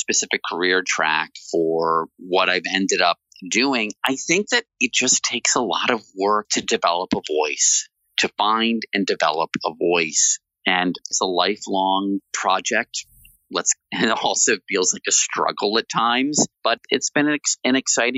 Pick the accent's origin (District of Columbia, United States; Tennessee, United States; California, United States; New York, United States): District of Columbia, United States; Washington; I grew up in Washington, D.C., going to Mount Vernon